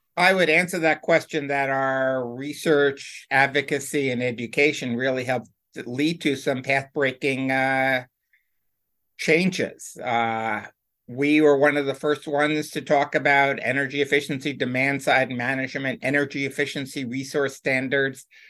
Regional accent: White Plains, New York, United States; outside of New York City, New York City suburbs.

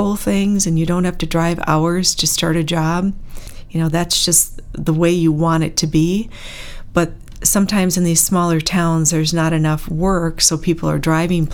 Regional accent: Bloomer, Wisconsin, United States; also born or lived in Kenosha, Wisconsin / Antioch, Illinois; Then my dad moves us to Bloomer, Wisconsin. I was 10 years old. And I say I'm from Bloomer, love the town, graduated from there

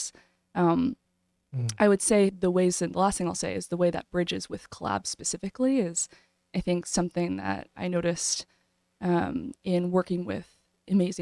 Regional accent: Kentucky, United States; moved away as an adult; now in New Haven, United States; I grew up originally in Kentucky in the South

